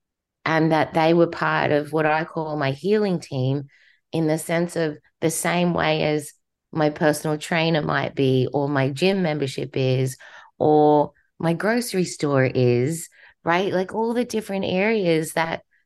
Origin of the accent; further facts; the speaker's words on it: Australia; accent: Australian; moved away as an adult; now in United States; My accent's Australian because I was born in Australia